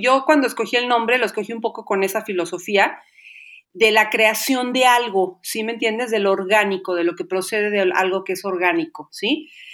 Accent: Xalapa, Veracruz, Mexico; soy de Jalapa, Veracruz

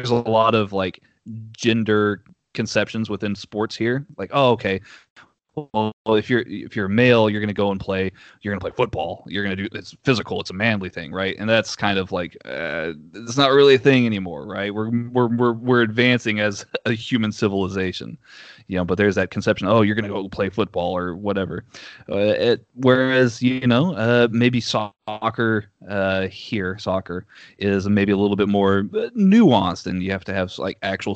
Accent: Austin, Texas, United States; accent: Southern; My hometown, Austin

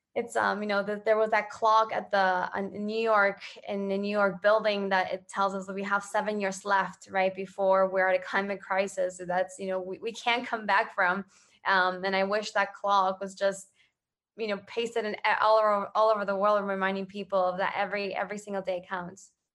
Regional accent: Ecuador; I grew up in Ecuador.

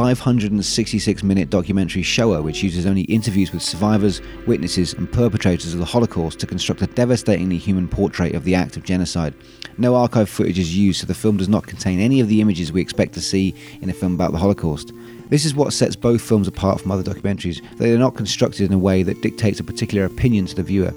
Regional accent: Devon, South West England, United Kingdom; I grew up in Devon, which is very green

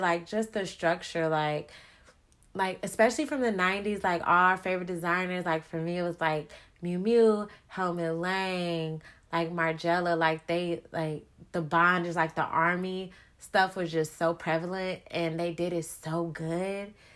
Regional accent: Chicago, Illinois, United States; I'm from Chicago

